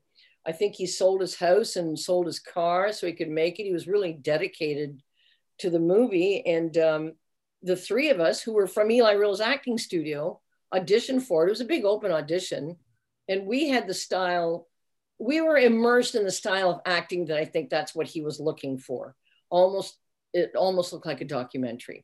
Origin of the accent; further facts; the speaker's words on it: Canada; We're Canadian actors.